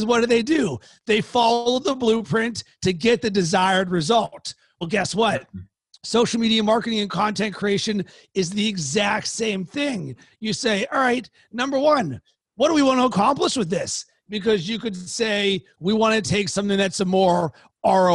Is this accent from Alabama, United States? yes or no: no; Pittsburgh, Pennsylvania, United States; now in Chicago, United States; from Pittsburgh